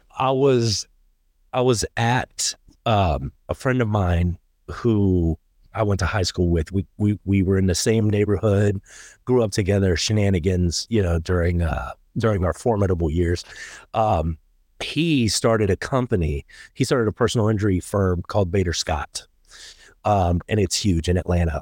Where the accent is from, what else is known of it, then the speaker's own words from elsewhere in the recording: Germany; moved away; I grew up in Germany.